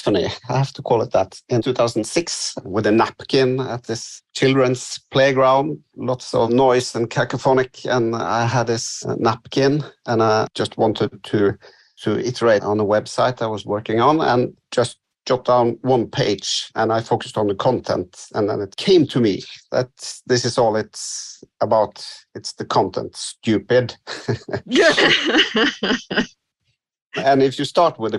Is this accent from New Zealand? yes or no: no; West Coast of Norway, Western Norway, Norway; English is a second language; now in Oslo, Norway; I live in Oslo, but I come from the West Coast